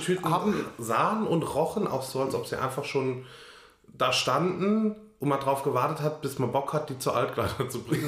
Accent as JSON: {"language": "German", "country": "Germany", "said": "bin Deutscher"}